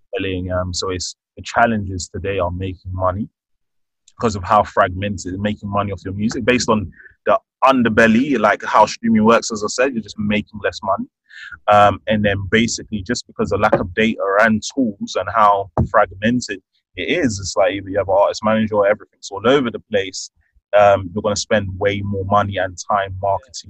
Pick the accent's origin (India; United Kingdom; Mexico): United Kingdom; London; I'm born and raised in London, the UK. I'm of Nigerian heritage